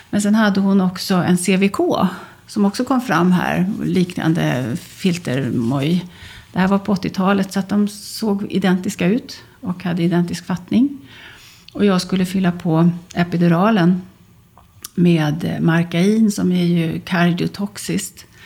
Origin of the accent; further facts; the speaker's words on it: Västerbotten County, Sweden; moved away; Jag är ju gammal västerbottning